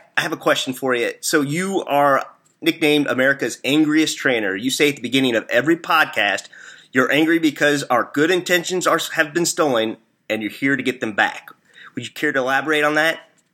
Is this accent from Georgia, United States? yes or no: no; Missouri, United States; accent: hillbilly; I am from Missouri, so I'm not from the South